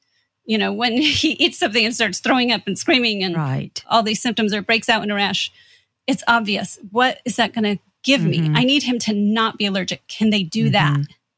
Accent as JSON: {"language": "English", "region": "Midwest", "country": "United States", "said": "And I'll say we're from Indiana and Michigan. So that was a long way from home."}